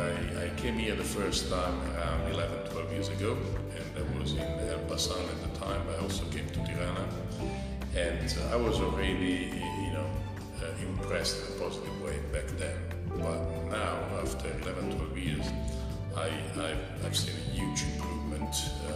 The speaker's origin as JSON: {"language": "English", "country": "Italy", "moved": "as an adult", "lives_now": "Albania", "said": "I'm from Italy."}